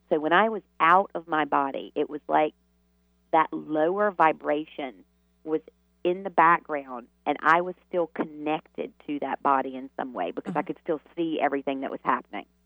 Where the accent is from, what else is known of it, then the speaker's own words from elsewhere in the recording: the South, United States; you can imagine growing up in the South in the Bible Belt